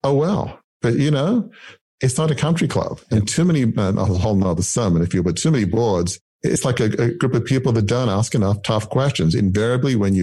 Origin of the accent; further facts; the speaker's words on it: Australia; I grew up in the 70s. And so like a lot of Australians at the time